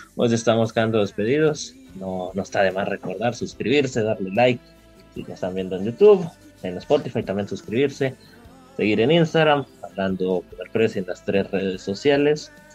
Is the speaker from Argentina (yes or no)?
no; Guatemala